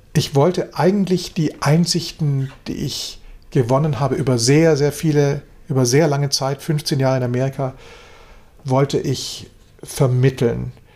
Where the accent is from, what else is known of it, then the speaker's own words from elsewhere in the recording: Germany; wir als Deutsche